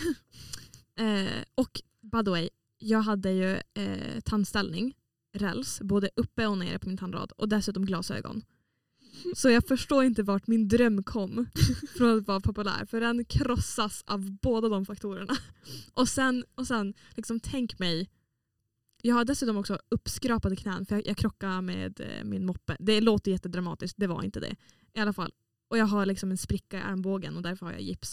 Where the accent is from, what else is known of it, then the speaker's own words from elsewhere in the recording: Åland, Åland Islands; moved away as an adult; now in Umeå, Sweden; jag är från Åland som är en liten liten pluttig ö mellan Finland och Sverige eh, som hör till Finland